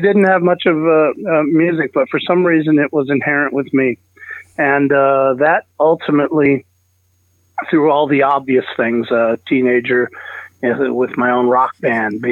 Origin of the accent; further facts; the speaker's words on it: San Diego, California, United States; I grew up in, born and raised in Southern California, San Diego to be specific